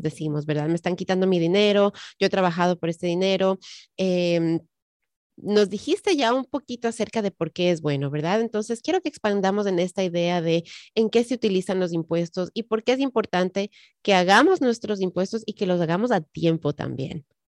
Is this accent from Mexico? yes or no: no; Ecuador; also born or lived in Colombia; now in Maryland, United States; yo soy de Ecuador, aparte que mi, sangre es colombiana